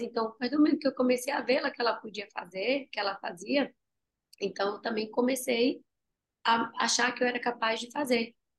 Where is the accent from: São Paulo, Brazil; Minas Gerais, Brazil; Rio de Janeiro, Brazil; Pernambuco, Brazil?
Pernambuco, Brazil; Tacaratu; moved away; quando eu saí lá de Tacaratu, uma vez eu estava com uma barraquinha, minha mãe tinha uma, uma vendazinha, e eu pegava os bombons e eu colocava numa barraquinha em frente à minha casa